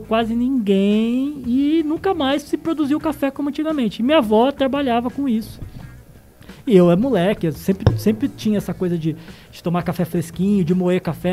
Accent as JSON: {"language": "Portuguese", "town": "Londrina", "region": "Paraná", "country": "Brazil", "tie": "born or raised there", "said": "eu sou de Londrina, nascida em Londrina"}